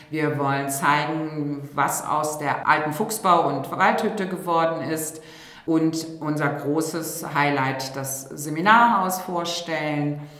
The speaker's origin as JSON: {"language": "German", "region": "Rhineland", "country": "Germany", "said": "Und da bin ich auch Rheinländerin. Et kütt wird kütt und ist immer noch Jotinjangen."}